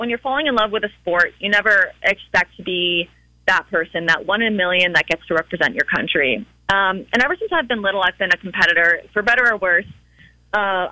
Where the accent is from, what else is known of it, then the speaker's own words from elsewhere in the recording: Cape Cod, Massachusetts, United States; also born or lived in Richmond, Virginia; I'm from Massachusetts. I'm from Cape Cod